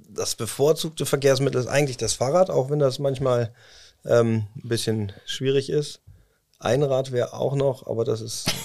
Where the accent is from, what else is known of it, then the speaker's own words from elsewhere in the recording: Cologne, North Rhine-Westphalia, Germany; moved away as an adult; now in Osnabrück, Germany; Weil ich aus äh, gebürtig aus Köln komme und ähm, ja, so ein kölscher Jungen, das lässt man das nicht ganz los.